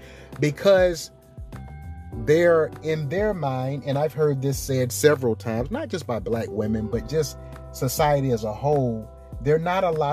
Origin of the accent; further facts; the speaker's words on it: South Carolina, United States; moved away as an adult; also born or lived in La Maddalena, Italy; a country boy from South Carolina